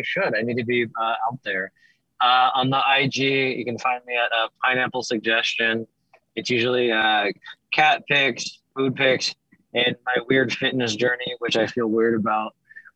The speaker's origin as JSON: {"language": "English", "town": "Atlanta", "region": "Georgia", "country": "United States", "tie": "born or raised there", "said": "my hometown people in Atlanta?"}